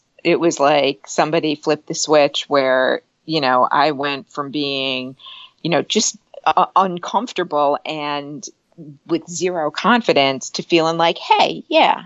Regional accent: New Jersey, United States; also born or lived in New York City; I grew up in New Jersey

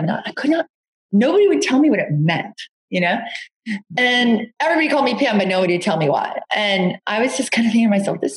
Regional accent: Long Island, New York, United States; I grew up in Long Island and um, with two two really lovely parents in a very suburban environment.

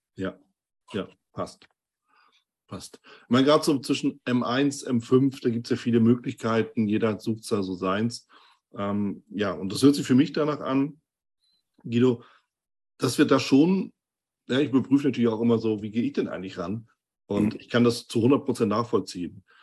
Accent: Hamburg, Germany; wir sind ja auch beide aus Hamburg

